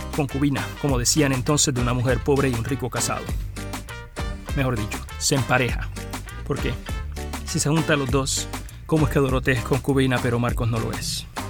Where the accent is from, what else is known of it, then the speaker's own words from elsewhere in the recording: Arroyo, Puerto Rico; a Arroyo, a mi pueblo